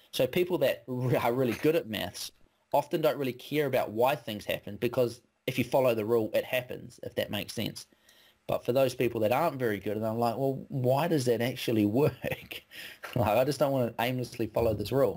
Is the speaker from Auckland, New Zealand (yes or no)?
no; West Coast, New Zealand; I grew up on the West Coast, so we're kind of born with a rain jacket